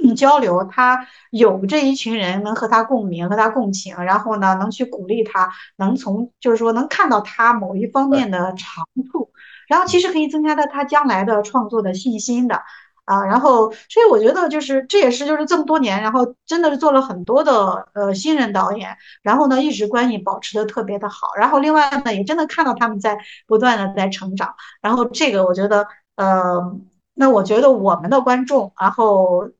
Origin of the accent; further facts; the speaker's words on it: Jinan, Shandong, China; 我们是，济南人，济南是，就是嗯。总体来说是比较包容、宽容的